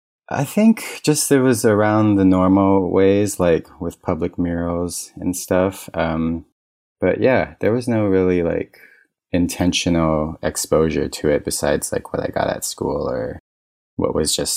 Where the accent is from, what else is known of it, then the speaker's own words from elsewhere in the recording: Kaneohe, Hawaii, United States; It was super lush, kind of mountainy. It rained all the time.